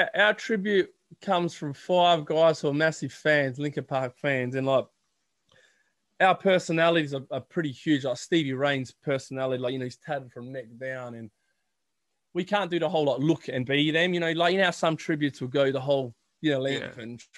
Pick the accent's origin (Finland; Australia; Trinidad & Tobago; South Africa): Australia; we're from Australia